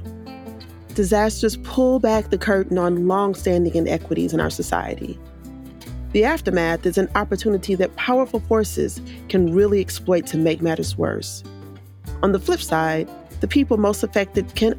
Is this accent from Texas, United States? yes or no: yes; Houston, Texas, United States; I'm from Houston, born and raised